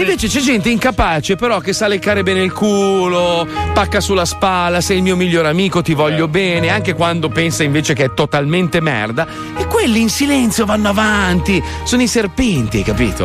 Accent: Milan, Lombardy, Italy; sono milanese

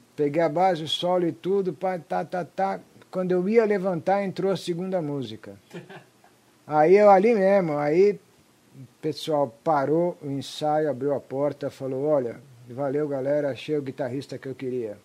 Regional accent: Brazil; also born or lived in Vigevano, Italy / Lake Garda, Lombardy, Italy; nasci na Itália e cresci no Brasil desde os 5 anos de idade

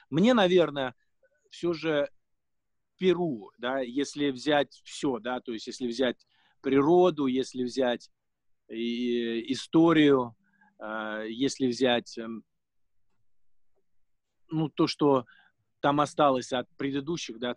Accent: Russia; вызывает скорее положительную эмоцию у людей, когда они узнают, что я из России

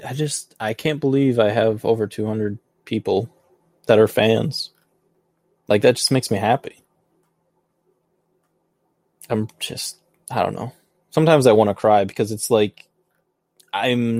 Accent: Michigan, United States; I'm from Michigan. I'm from the United States of America.

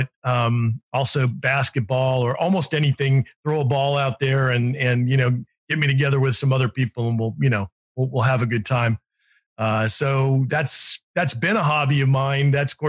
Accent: Reno, Nevada, United States; born there; I am not, though my dad was from West Virginia. I was born in Reno, Nevada.

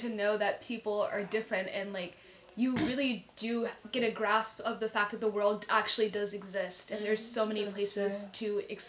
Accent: Fort Worth, Texas, United States; born or raised there; moved away as an adult; now in Switzerland

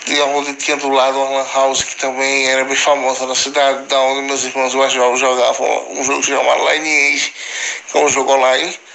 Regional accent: Alagoas, Brazil; now in Rio do Sul, Brazil; paulista do estado de Santa Catarina, na cidade de Rio do Sul, mas eu sou original do estado de Alagoas, da cidade de Minas Palmares

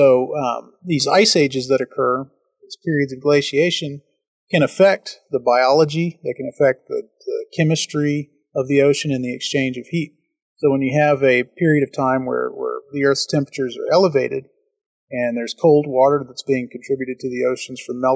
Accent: Texas, United States; I'm from Texas

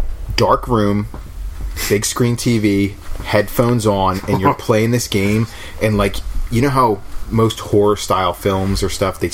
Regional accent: Australia; I'm from Australia.

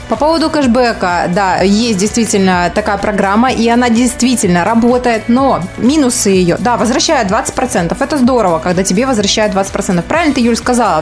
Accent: Kostroma, Kostroma Oblast, Russia; Я из Костромы

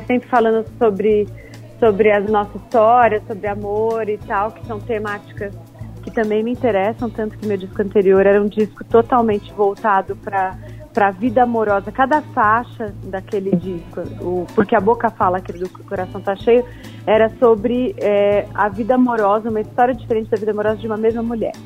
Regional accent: Ribeirão Preto, São Paulo, Brazil; now in São Paulo, Brazil; Eu sou de Ribeirão Preto, que é uma cidade do interior de São Paulo

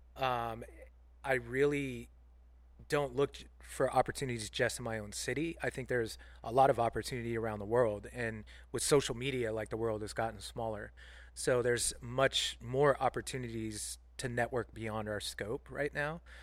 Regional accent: Central Coast, California, United States; also born or lived in Omaha, Nebraska / San Francisco, California; Left Omaha when I was four or five years old came out to California, lived down on the Central Coast for about seven years, and then spent most of my life in, in San Francisco

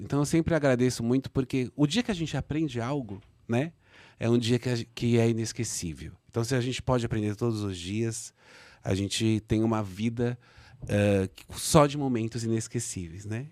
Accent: Brazil

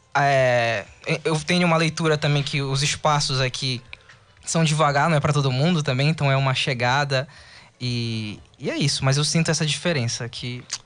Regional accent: Tucuruí, Pará, Brazil; moved away as an adult; also born or lived in Cametá; now in Belém, Brazil; Eu nasci em Cametá depois eu fui para Tucuruí, depois eu vim para Belém

